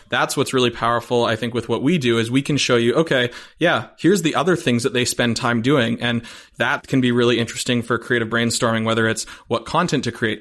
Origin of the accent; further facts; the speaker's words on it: Vancouver, British Columbia, Canada; I grew up in Vancouver